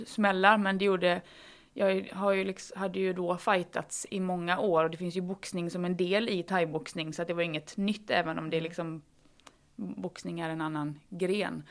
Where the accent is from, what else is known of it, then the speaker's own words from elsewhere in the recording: Falkenberg, Halland County, Sweden; moved away; jag är från början, eller från allra första början hästtjej som liksom räddade myror på grusvägen hemma i Falkenberg